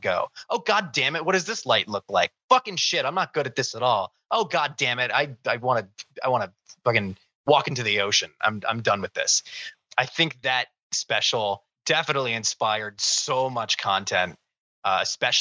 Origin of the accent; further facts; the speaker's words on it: Northeast Ohio, United States; growing up in Northeast Ohio